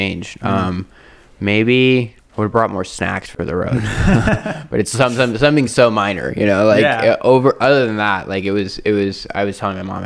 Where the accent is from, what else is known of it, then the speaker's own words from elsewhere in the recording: Phoenix, Arizona, United States; moved away as an adult; now in Guadalajara, Mexico; I was born and raised here in Phoenix